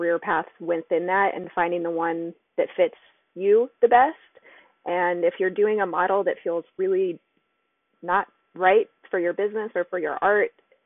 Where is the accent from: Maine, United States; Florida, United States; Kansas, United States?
Florida, United States; South; now in Baltimore, United States; Growing up in South Florida